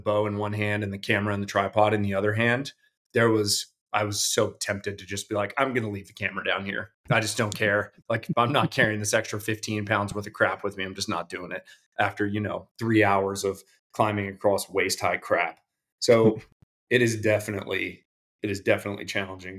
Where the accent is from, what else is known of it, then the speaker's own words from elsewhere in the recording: Colorado, United States; moved away; also born or lived in Davidson County; I grew up in Colorado